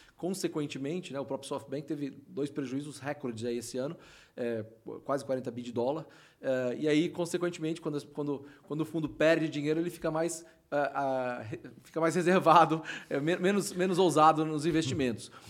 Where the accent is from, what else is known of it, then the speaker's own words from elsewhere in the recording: Florianópolis, Santa Catarina, Brazil; eu sou de Floripa, né?